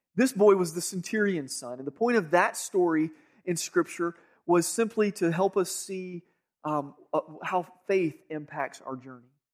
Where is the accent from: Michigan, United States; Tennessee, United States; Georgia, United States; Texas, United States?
Georgia, United States; I grew up here in Georgia